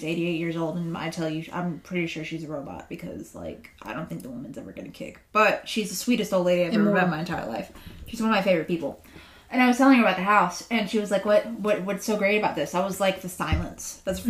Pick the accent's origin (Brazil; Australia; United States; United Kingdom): United States; Simpsonville, South Carolina; now in Gray Court, United States; I'm from the Simpsonville area. Mm-hmm. I've lived there my entire life.